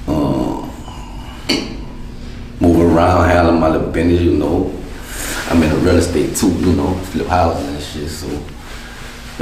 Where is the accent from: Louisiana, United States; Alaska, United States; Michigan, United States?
Louisiana, United States; New Orleans; I'm from Uptown. Old Jellytown and Durban Street